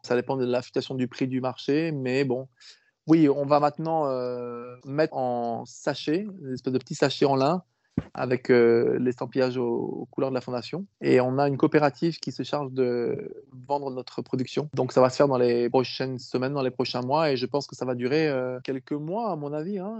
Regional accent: France; chez nous en France

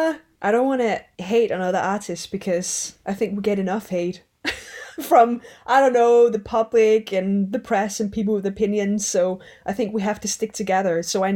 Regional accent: Stockholm, Stockholm County, Sweden; So I grew up in Maya but also in Stockholm, and I had my older siblings there, a brother and 2 sisters in Stockholm.

